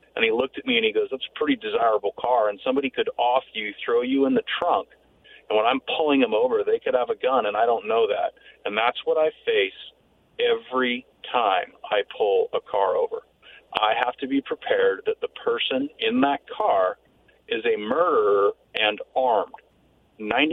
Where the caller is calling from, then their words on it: Yakima, Washington, United States; from Yakima.